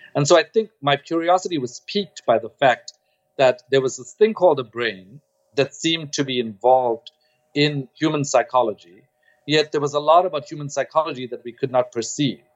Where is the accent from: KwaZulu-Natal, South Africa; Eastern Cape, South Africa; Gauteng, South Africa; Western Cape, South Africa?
KwaZulu-Natal, South Africa; Durban; moved away; also born or lived in Stellenbosch; I grew up in Durban